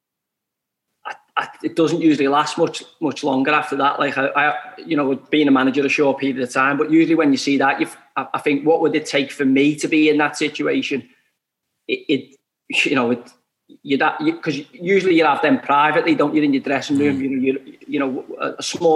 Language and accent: English; Liverpool, North West England, United Kingdom; I'm a kid from Liverpool